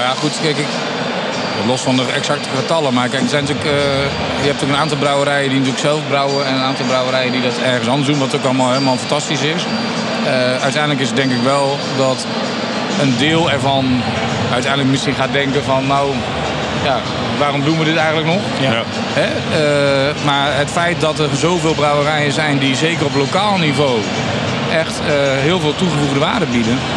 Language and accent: Dutch; Nijverdal, Overijssel, Netherlands; also born or lived in Ommen; opgegroeid in Nijverdal